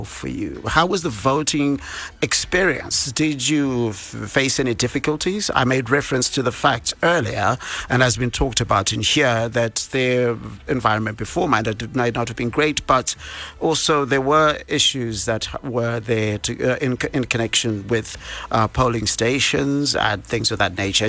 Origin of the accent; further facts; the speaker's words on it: Bulawayo, Zimbabwe; now in Harare, Zimbabwe; from my hometown, uh, Bulawayo